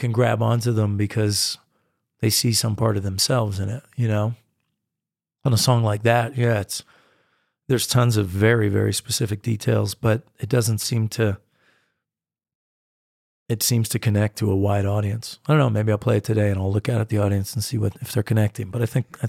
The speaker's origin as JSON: {"language": "English", "country": "United States", "said": "like, and I'm a distinctly American artist. I mean, I go and I play in Europe, but I really come across as American in so many ways and in so much of my music."}